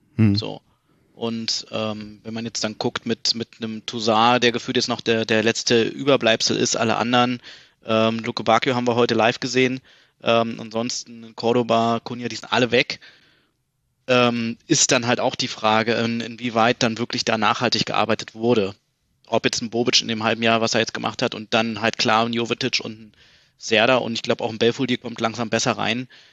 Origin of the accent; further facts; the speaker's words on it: Berlin, Germany; moved away as an adult; now in Munich, Germany; bin gebürtige Berliner, ähm, Friedrichshain geboren, ähm, aber irgendwie schon ab meinem ersten Lebensjahr eigentlich dann äh, nach Berliner Klinik gezogen, also Südosten hm. Berlins